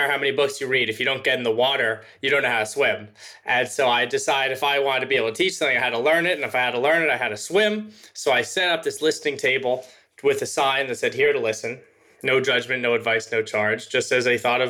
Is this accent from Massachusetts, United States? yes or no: no; Los Angeles, California, United States; I grew up in Los Angeles, California